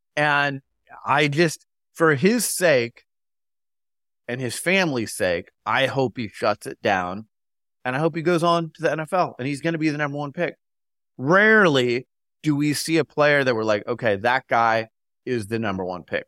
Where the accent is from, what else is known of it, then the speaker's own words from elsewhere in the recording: Phoenix, Arizona, United States; I'm from Phoenix